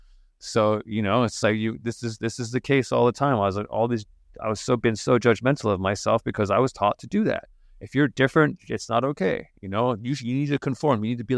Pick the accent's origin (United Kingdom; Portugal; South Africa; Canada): United Kingdom; England; just ginger kid, you know, like that's growing up in England